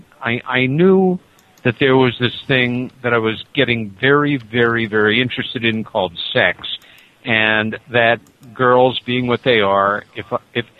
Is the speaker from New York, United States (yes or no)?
yes; Nassau County, New York, United States; moved away as an adult; now in Ithaca, United States; growing up in Nassau County, about 30 miles east of where you are right now